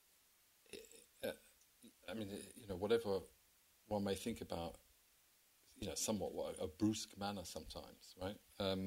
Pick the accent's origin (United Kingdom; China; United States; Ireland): United Kingdom; England; I think it's just part of being English, isn't it? I mean, it's just sort of British. It's just so naturally part of who we are